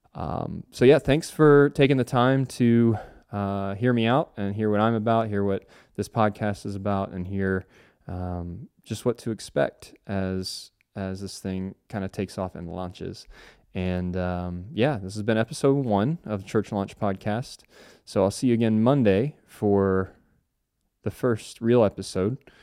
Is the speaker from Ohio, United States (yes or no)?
yes; Cincinnati, Ohio, United States; now in Charlotte, United States; I grew up in Cincinnati, Ohio, and now reside in Charlotte, North Carolina